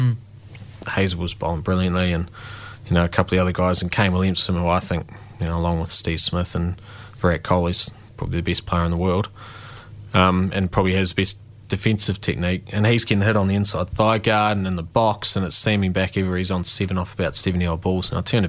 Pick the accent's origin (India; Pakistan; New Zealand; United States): New Zealand; Dunedin, Otago; I mean, geez, I'm from South Dunedin, you know.